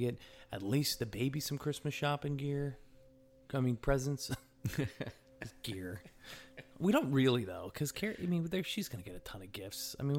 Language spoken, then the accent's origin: English; New York, United States; also born or lived in Connecticut / New Jersey; So I'm from the East Coast. I'm from the East Coast, right, guys? All right. Patrick, you know that, right? I'm from New York and Connecticut.